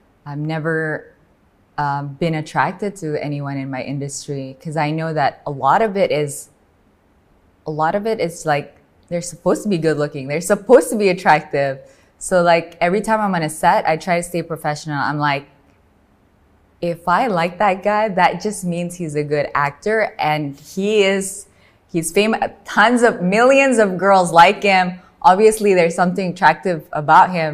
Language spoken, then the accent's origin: English; Medan, North Sumatra, Indonesia; I come from Medan in Sumatra.